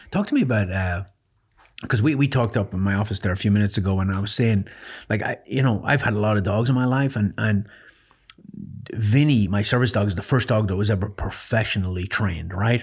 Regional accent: Ireland; I grew up in Ireland

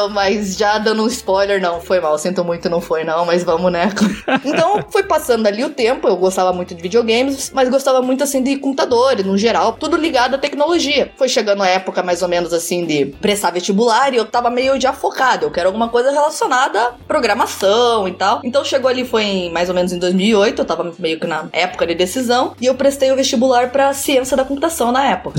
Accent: Curitiba, Paraná, Brazil; moved away as an adult; now in Canada; Eu sou de Curitiba. Acho que pelo meu sotaque vai ficar meio aparente

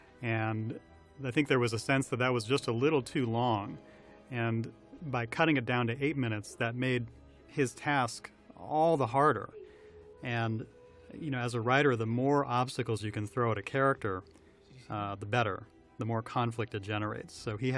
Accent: New York, United States; Yes, I grew up outside of New York, so that was the train line I knew, and that was initially where it was set.

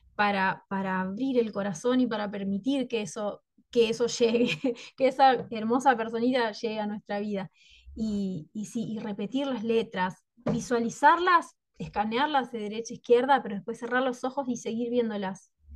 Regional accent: Concepción del Uruguay, Entre Ríos, Argentina; yo soy de Concepción del Uruguay, Entre Ríos, Argentina.

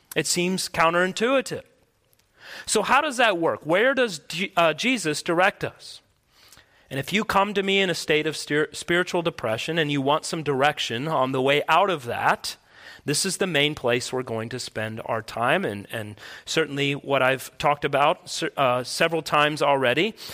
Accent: United States; as American people

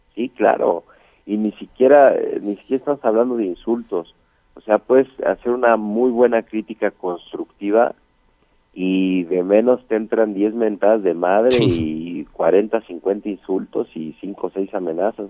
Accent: Mexico; yo soy mexicano 100%

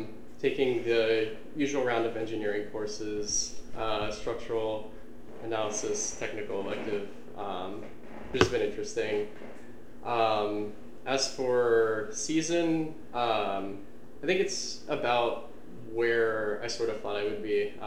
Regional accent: Arlington, Virginia, United States; I'm a senior engineering major at JMU. I'm from Arlington, Virginia.

